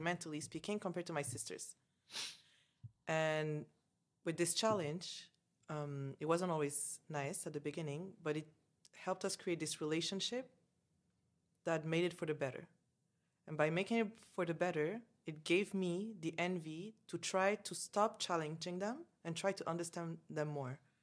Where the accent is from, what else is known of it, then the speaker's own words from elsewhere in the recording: Canada; moved away as an adult; also born or lived in Dubai; I grew up in Canada, like, I never lived in Algeria